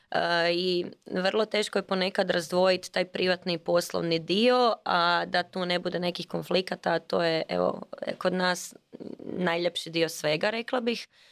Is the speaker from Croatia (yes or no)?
yes; Croatia; kod nas u Hrvatskoj